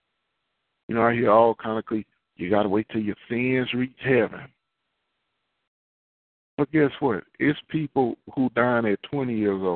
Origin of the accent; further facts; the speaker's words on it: Houston, Texas, United States; I've been in Houston all my life